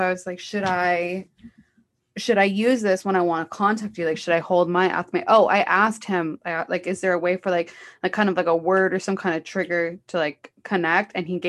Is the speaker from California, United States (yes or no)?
yes; Los Angeles, California, United States; I'm from Los Angeles